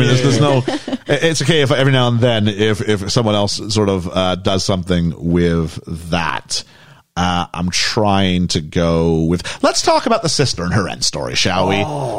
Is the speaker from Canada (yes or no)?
yes; Canada; as a Canadian